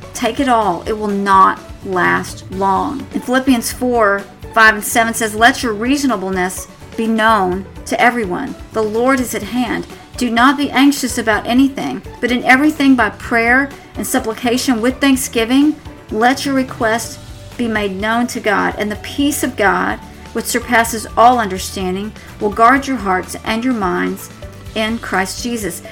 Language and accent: English; Tornado Alley, United States; moved away; I'm from Tornado Alley